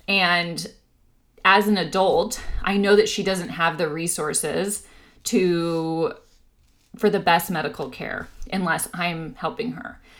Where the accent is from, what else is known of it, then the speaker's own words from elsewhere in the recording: Orange County, California, United States; now in San Diego, United States; I grew up in Orange County, so I'll be excited to, you know, be around my old stomping grounds